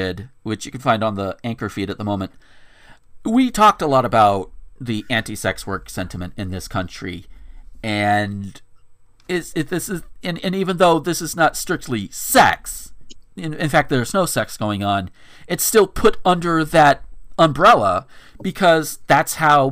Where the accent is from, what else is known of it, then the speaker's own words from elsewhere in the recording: the South, United States; I'm from the South